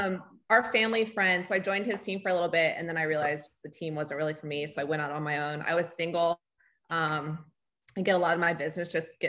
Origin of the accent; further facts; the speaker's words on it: Honolulu, Hawaii, United States; moved away as an adult; also born or lived in Los Angeles / Charlotte; now in Lake Norman, United States; So I grew up in Hawaii, Honolulu. So I'm used to like laid back, chill